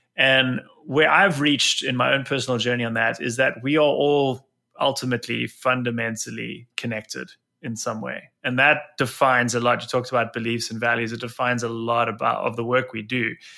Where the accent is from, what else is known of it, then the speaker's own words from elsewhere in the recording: South Africa; accent: South African; moved away as an adult; now in New Jersey, United States; where this accent began in, in South Africa, and, um, I spent the first twenty-seven odd years of my life there